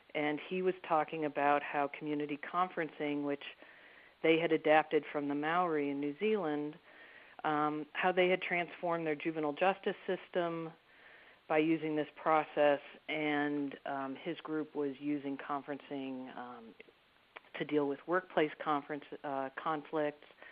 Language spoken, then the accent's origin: English; Detroit, Michigan, United States; also born or lived in Baltimore, Maryland; now in Maryland, United States; I grew up in Detroit in the 1960s